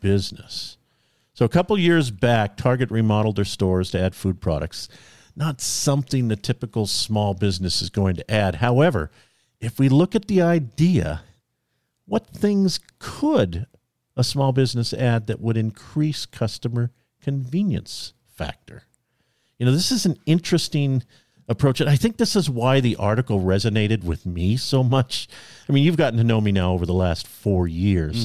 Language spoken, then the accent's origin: English; California, United States; I was born in California